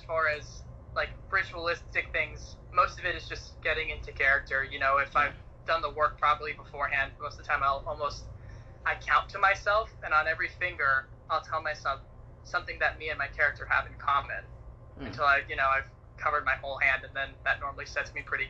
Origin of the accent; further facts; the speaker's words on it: Utah, United States; also born or lived in Santa Clarita, California; I was born and raised in Santa Clarita, which is about 40 minutes north. But I spent most of my formative years, I should say, in Utah